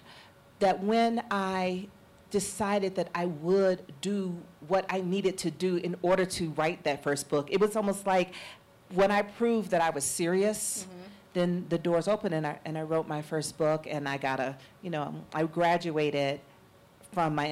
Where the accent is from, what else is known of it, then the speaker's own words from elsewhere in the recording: Atlanta, Georgia, United States; growing up in Atlanta during the Atlanta child murders